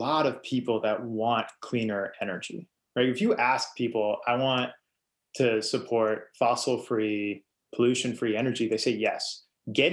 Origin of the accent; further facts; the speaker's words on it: Eastern Kentucky, United States; moved away; I grew up in Eastern Kentucky, and it is coal country